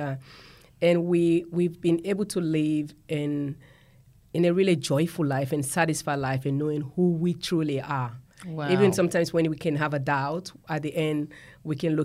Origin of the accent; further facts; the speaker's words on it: Sierra Leone; moved away as an adult; I grew up in Sierra Leone, West Africa, and I grew up with four siblings.